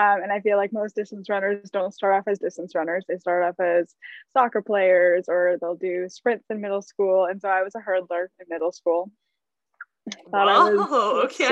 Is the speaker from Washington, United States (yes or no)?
yes; Camas, Washington, United States; I am from the Portland area. I grew up in Camas, Washington, went to Camas High School